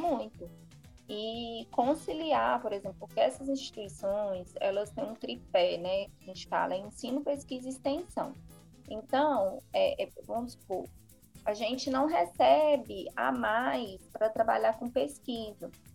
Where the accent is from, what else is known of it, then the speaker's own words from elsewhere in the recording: Patos de Minas, Minas Gerais, Brazil; now in Fortaleza, Brazil; Eu sou de Patos de Minas